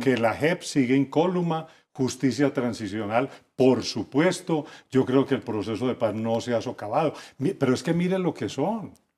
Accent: Colombia; como colombiano lo digo

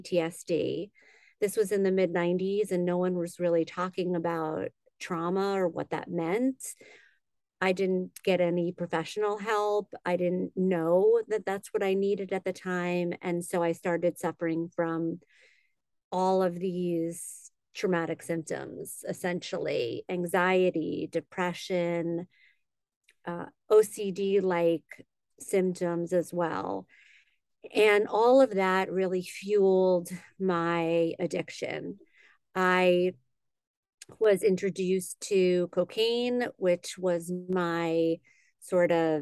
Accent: Great Neck, New York, United States; moved away as an adult; now in Los Angeles, United States; I'm originally from New York. I grew up in on Long Island in Great Neck

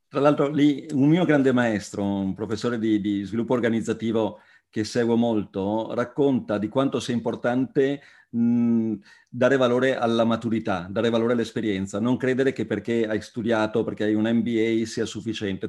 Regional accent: Treviso area, Veneto, Italy; io da Trevigiano

